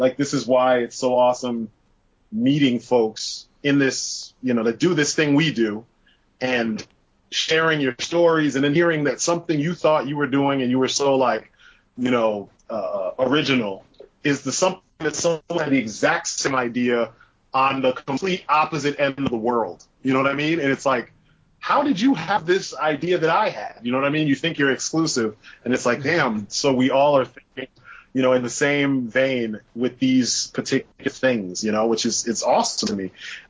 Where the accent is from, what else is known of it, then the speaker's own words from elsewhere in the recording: Brooklyn, New York, United States; I grew up in Brooklyn, and I don't have the accent like thick like you see on television.